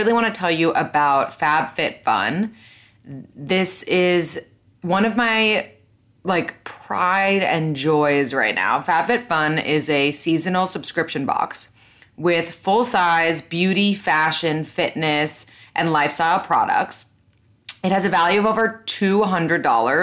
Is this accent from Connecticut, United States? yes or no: no; New York, United States; I was born and raised in New York. I'm still living in New York.